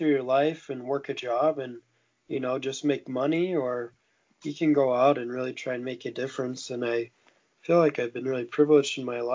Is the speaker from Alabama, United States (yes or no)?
no; Montana, United States; I grew up in Montana and lived there my whole life.